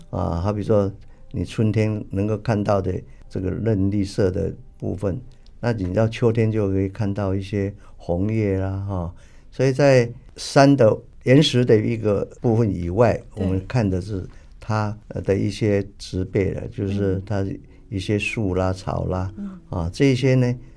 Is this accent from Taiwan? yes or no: yes; Tamsui, New Taipei, Taiwan; 我出生在台湾北部的淡水，啊，家里呢可以说是世代都务农